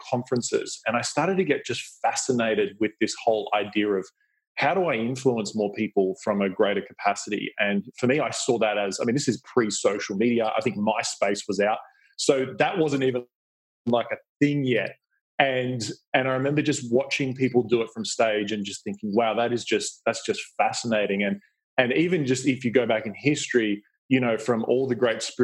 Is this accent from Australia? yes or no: yes; Australia; You can probably hear my accent. I grew up in Australia